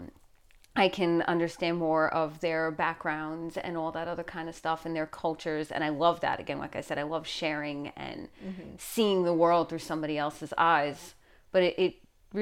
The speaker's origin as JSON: {"language": "English", "region": "New York", "country": "United States", "accent": "New York", "said": "my New York accent"}